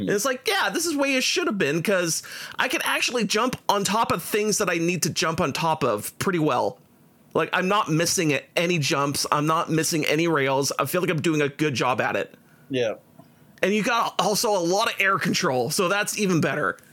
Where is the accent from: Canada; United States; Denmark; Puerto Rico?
Canada; we're Canadian